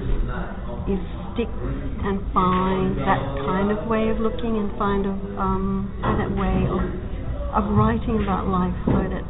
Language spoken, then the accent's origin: English; Queensland, Australia; moved away; also born or lived in Sydney / Lake Macquarie; the little towns that I grew up in Queensland.